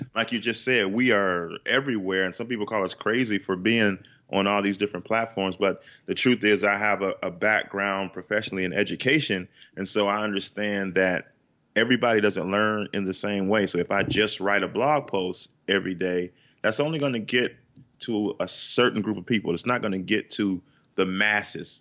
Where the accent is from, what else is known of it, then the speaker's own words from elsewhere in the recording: Chicago, Illinois, United States; we're from Chicago, Chicago, Illinois